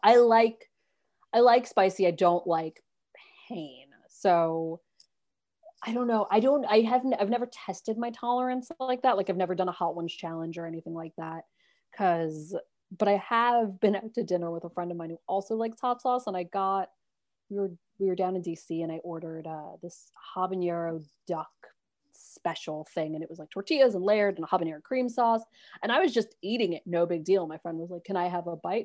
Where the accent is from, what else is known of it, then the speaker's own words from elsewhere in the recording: New York City, New York, United States; moved away as an adult; also born or lived in Brooklyn; I grew up in Manhattan. So, like, I'm city through and through.